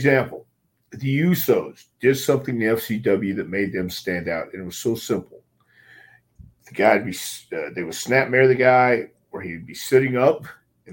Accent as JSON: {"language": "English", "region": "the South", "country": "United States", "said": "I'm from the South"}